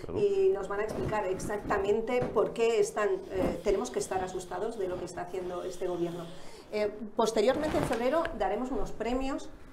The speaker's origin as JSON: {"language": "Spanish", "town": "Barcelona", "region": "Catalonia", "country": "Spain", "moved": "as an adult", "said": "yo soy de Barcelona"}